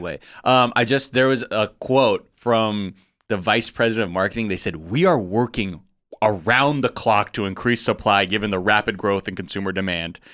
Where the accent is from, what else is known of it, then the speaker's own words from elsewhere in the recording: Los Angeles, California, United States; I'm from the Valley